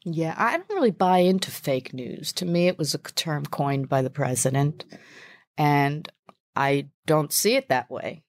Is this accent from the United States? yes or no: yes; New York City, New York, United States; I'm a New Yorker